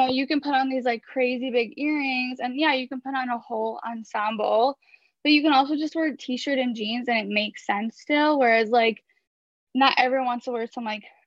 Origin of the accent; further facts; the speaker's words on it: Chicago, Illinois, United States; now in Brooklyn, United States; So I grew up in Chicago in an Israeli-American family.